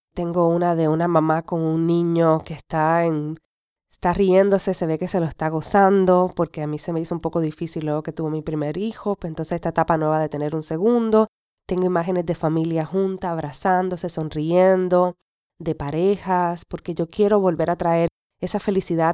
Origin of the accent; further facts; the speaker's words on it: Puerto Rico; first language Spanish; moved away as an adult; es mi, es mi nación, es donde me vio crecer